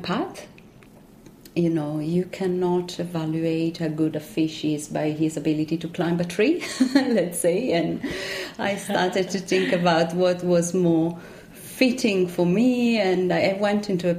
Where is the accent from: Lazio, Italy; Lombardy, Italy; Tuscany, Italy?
Lazio, Italy; Rome; English is a second language; moved away as an adult; also born or lived in south of France; now in Auckland, New Zealand; I grew up in Rome in an apartment